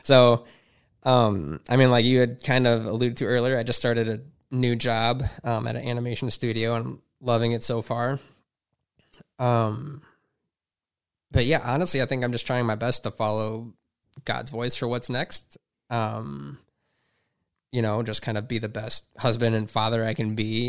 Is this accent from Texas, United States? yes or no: no; Huron, Ohio, United States; I grew up in Huron, went to school there